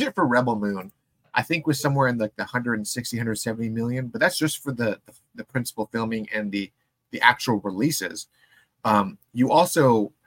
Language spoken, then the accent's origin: English; San Diego, California, United States; we grew up in San Diego.